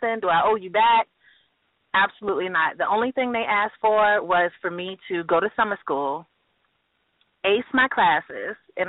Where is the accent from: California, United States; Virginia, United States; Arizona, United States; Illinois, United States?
Virginia, United States; Portsmouth; also born or lived in New York; I'm from Portsmouth, Virginia. This is my hometown.